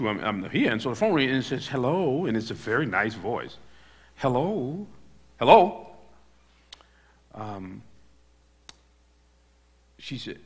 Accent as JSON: {"language": "English", "country": "United States", "said": "I'm a preacher from America"}